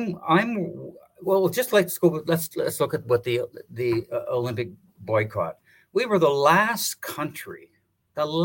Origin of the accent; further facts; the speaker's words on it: Canada; as a Canadian